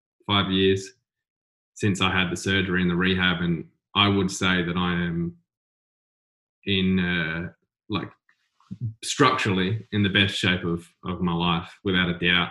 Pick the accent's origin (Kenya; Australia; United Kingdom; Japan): Australia; South Coast, South Australia; growing up on the South Coast, it's kind of small. I think there was only 10,000 people when I was living there.